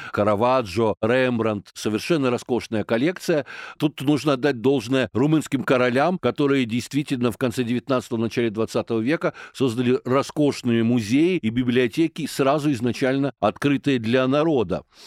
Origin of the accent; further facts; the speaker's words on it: Kyiv, Ukraine; я киевлянин